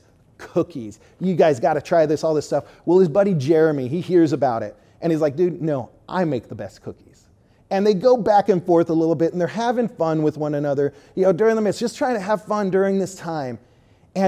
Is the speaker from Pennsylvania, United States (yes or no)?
no; Southern California, United States; moved away; I'm from Southern California